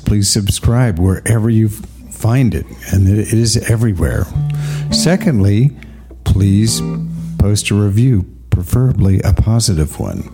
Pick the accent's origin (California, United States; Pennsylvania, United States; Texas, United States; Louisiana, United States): California, United States; Berkeley; growing up in Berkeley in the 60s